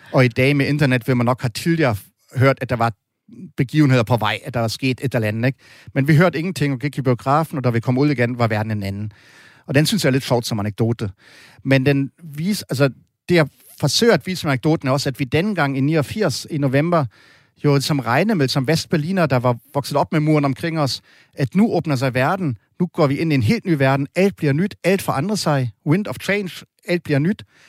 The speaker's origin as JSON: {"language": "Danish", "country": "Germany", "said": "jeg er jo ikke den eneste tysker, der har nazistiske øh, baggrund"}